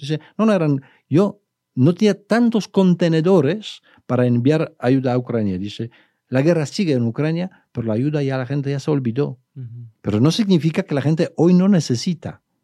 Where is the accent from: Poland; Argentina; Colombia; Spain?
Poland; now in Guadalajara, Mexico; yo, como polaco